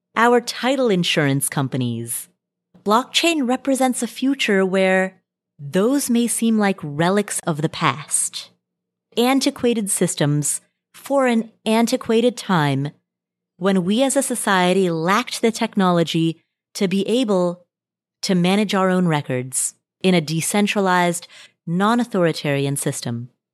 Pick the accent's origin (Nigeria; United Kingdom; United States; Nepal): Nepal; moved away; I was born in Nepal